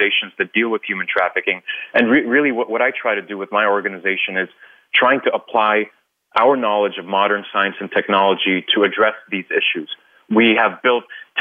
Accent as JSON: {"language": "English", "country": "Hong Kong", "tie": "born or raised there", "also_born_or_lived": "Philippines / India", "moved": "yes", "lives_now": "United States", "said": "I'm Indian by nationality, but I was born in the Philippines, raised in Hong Kong, now I live in the United States"}